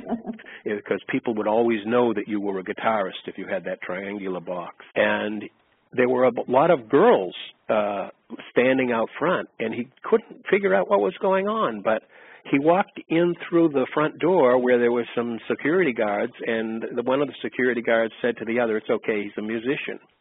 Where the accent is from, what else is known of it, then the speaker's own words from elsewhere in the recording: Boston, Massachusetts, United States; I grew up in Boston